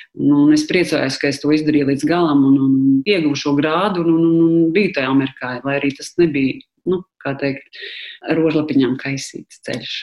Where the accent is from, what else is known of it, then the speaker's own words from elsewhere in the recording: Riga, Latvia; es esmu no Rīgas